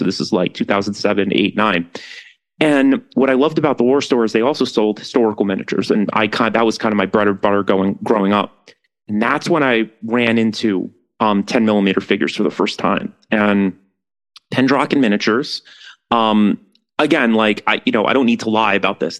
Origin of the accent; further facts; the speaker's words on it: New York, United States; growing up in New York